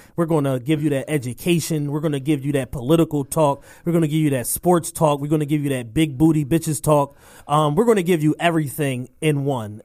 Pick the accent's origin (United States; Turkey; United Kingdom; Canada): United States; Philadelphia, Pennsylvania; both of us native Philadelphians